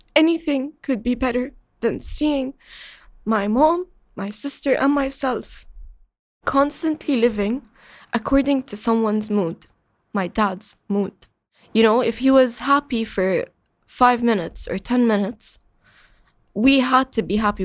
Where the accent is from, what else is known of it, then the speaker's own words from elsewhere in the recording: Qatar; I was born and raised in Qatar